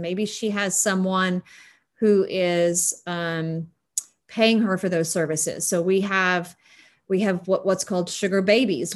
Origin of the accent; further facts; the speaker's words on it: West Texas, United States; as a West Texan